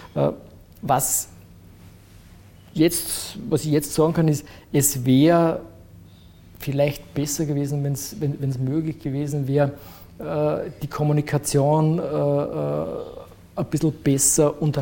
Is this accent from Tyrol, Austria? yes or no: no; Frauenkirchen, Burgenland, Austria; also born or lived in Eisenstadt; now in Vienna, Austria; Ja in Frankirchen aufgewachsen